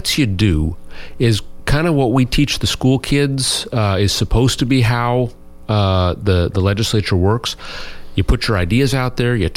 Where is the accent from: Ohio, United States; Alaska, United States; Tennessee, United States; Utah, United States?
Alaska, United States; Anchorage; now in Juneau, United States; I actually was born and raised in Anchorage originally